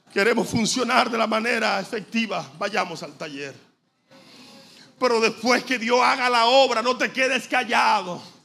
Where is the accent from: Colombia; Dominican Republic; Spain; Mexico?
Dominican Republic; como decimos dominicanos